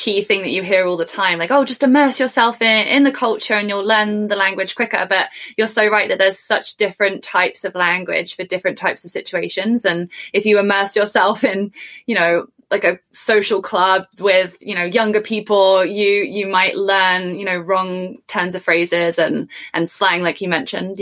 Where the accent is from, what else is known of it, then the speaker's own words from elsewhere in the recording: England, United Kingdom; first language English; moved away as an adult; now in Canada; I'm from England